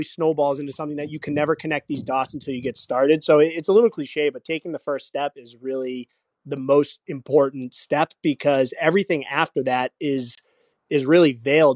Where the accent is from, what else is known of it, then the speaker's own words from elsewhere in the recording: Northeast, United States; we grew up in the Northeast